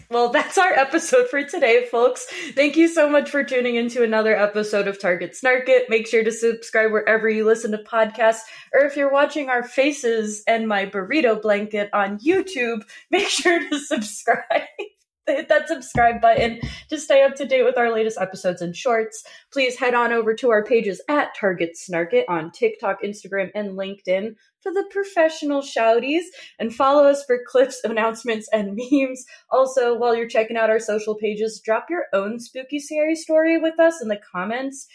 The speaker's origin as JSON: {"language": "English", "region": "North New Jersey", "country": "United States", "tie": "born or raised there", "said": "I grew up in North New Jersey"}